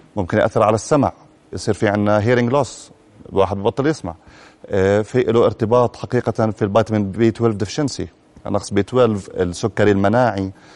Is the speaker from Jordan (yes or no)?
yes; Jordan; عندنا بالاردن